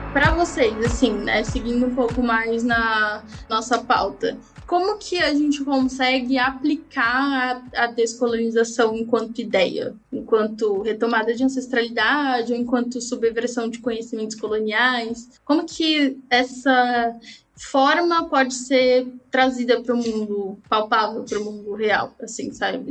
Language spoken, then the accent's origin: Portuguese; Brazil